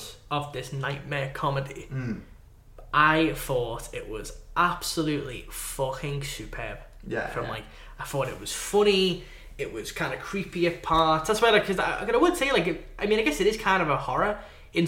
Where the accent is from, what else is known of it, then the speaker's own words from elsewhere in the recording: United Kingdom; we're British.